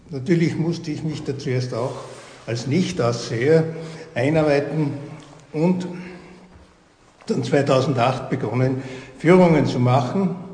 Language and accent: German; St. Martin am Grimming, Styria, Austria; born there; now in Bad Aussee, Austria; Ich bin gebürtig aus St. Martin am Gleming, bin seit 1975 hier in Badersee.